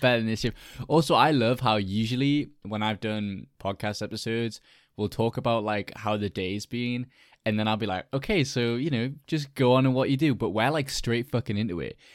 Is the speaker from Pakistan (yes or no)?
no; United Kingdom; I'm British